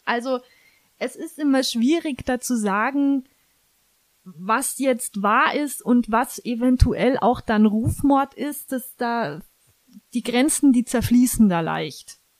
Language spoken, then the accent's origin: German; Germany; bei uns in Deutschland